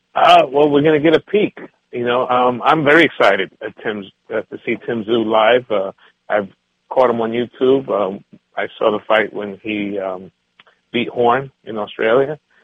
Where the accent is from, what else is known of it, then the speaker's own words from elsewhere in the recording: New York City, New York, United States; growing up in New York City, the Bronx, I lived through that era